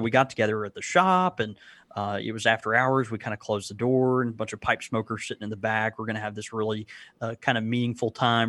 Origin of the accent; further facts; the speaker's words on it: the South, United States; I'm from the South. I'm a child of the South